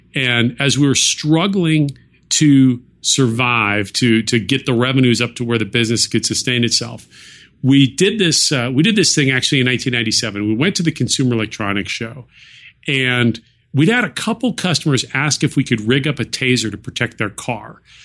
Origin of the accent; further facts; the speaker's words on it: Silicon Valley, California, United States; I grew up near Silicon Valley, um, well, in Silicon Valley for part of my high school years